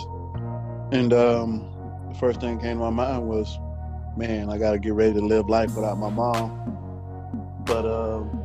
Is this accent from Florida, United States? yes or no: yes; Miami, Florida, United States; I'm from Miami, Miami, Florida